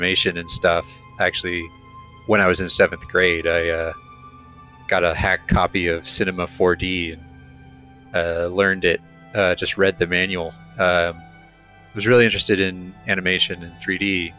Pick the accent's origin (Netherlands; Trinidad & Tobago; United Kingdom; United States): United States; Ojai, California; now in Los Angeles, United States; I grew up in Ojai, which is a small town a couple hours north